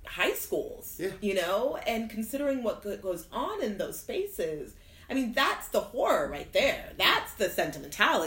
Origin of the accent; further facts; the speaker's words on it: Fairbanks, Alaska, United States; moved away as an adult; also born or lived in Nigeria / Oklahoma; we moved to Oklahoma for a couple years, and then when I was 6 years old, we moved to Fairbanks, Alaska